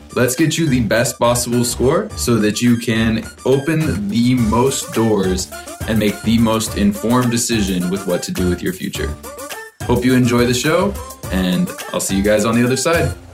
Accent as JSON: {"language": "English", "town": "Tooele", "region": "Utah", "country": "United States", "tie": "born or raised there", "also_born_or_lived": "Las Vegas", "moved": "as an adult", "said": "I had to leave behind my hometown of Tooele."}